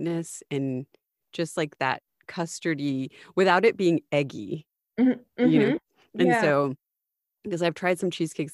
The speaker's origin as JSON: {"language": "English", "region": "US–Mexico border", "country": "United States", "tie": "born or raised there", "said": "Growing up on the US-Mexican border, it's like I'm American, but my parents are Mexican and we're literally, 3 miles away from it."}